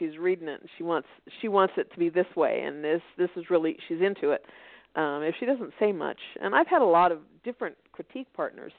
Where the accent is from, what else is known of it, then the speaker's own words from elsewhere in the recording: Denver, Colorado, United States; moved away as an adult; now in Fort Worth, United States; Well, I'm in Fort Worth. I'm originally from Denver, but ended up in Fort Worth raising two boys and have stayed here.